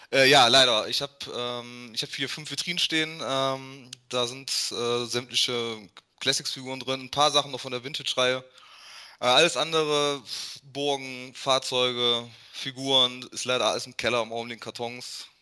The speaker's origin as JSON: {"language": "German", "country": "Germany", "said": "als Deutscher"}